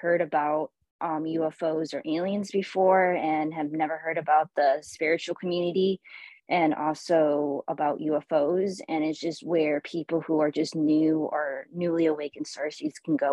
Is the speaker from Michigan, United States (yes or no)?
yes; Michigan, United States; I am from the United States, originally from the state of Michigan